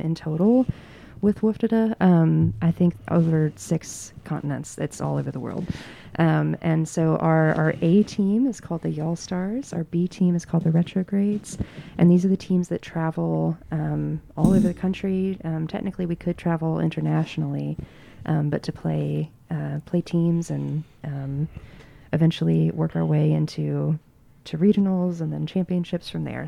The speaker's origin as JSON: {"language": "English", "region": "Western North Carolina", "country": "United States", "tie": "born or raised there", "lives_now": "Asheville, United States", "said": "I grew up in Western North Carolina, moved away for a little bit, but I moved back to Asheville in twenty nineteen"}